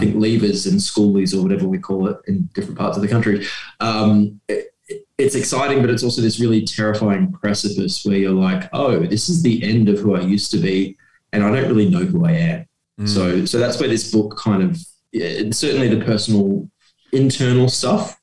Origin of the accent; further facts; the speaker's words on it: Geraldton, Western Australia, Australia; now in Perth, Australia; my hometown of Geraldton and where I now live in Perth.